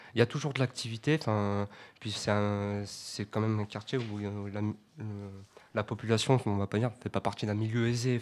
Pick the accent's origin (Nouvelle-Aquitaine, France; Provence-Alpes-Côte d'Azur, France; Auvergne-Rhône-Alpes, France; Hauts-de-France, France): Auvergne-Rhône-Alpes, France; Grenoble; moi en tant que grenoblois